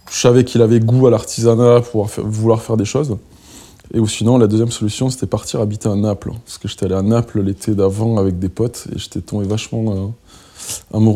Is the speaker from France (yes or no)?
yes; Perpignan, Occitania, France; moved away; also born or lived in Belgrade; Je suis français. Je suis français, je suis catalan, même.